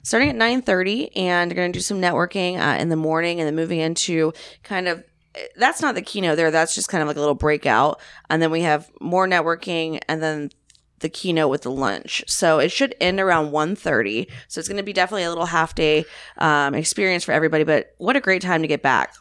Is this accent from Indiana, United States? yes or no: no; Florida, United States; I'm from Florida